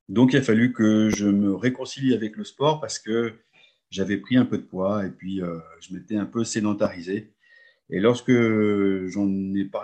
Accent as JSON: {"language": "French", "region": "Hauts-de-France", "country": "France", "said": "je suis du Nord, j'habite un petit village qui s'appelle Billy Berclos. Alors, pour vous situer, c'est juste à côté de Lens, c'est pas très loin de Lille."}